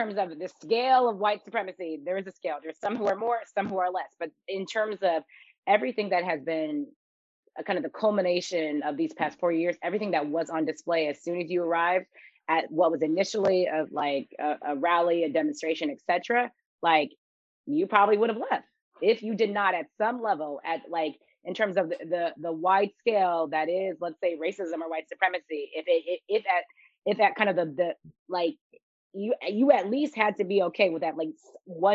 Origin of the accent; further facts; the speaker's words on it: Seattle, Washington, United States; moved away; also born or lived in Texas; I grew up in Seattle, Washington